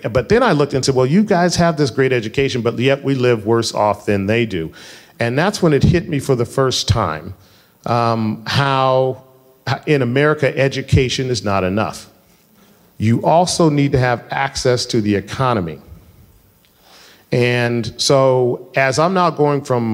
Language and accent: English; Denver, Colorado, United States; I grew up in Colorado